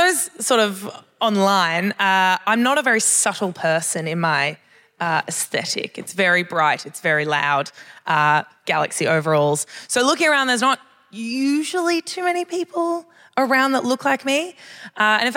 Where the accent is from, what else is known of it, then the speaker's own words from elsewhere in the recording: Sydney, New South Wales, Australia; now in Perth, Australia; originally I'm actually from Sydney in New South Wales